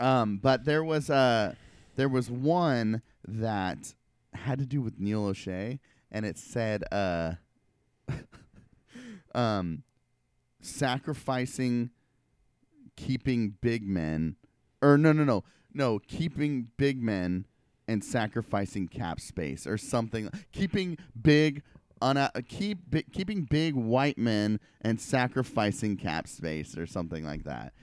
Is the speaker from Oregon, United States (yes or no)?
yes; Portland, Oregon, United States; I went to high school and I grew up in Southeast Portland